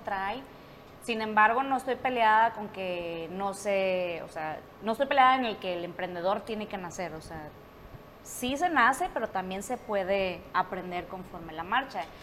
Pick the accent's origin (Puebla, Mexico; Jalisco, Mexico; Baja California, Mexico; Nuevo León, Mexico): Nuevo León, Mexico; Monterrey; soy de Monterrey